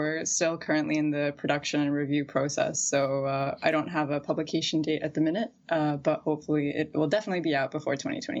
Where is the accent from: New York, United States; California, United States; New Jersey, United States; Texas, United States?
Texas, United States; Dallas; first language English; I was born and raised in Dallas, Texas, unfortunately.